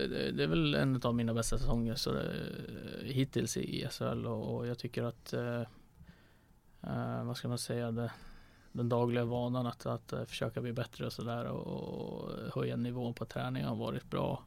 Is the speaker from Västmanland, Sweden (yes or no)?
yes; Västerås, Västmanland, Sweden; now in Linköping, Sweden; Västerås och sådär, så där, där jag är ifrån